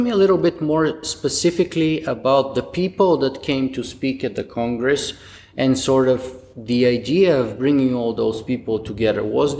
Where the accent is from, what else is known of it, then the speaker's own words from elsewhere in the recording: Canada; now in Ontario, Canada; And to be as a Canadian, to be honest, I'm a little bit disappointed and ashamed of that kind of short-sightedness of the British Columbia law, and I'm very happy that I'm myself in Ontario